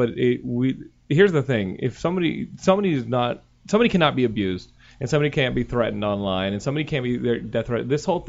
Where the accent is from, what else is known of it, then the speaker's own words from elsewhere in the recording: Texas, United States; You can dox me, but I'm from Texas.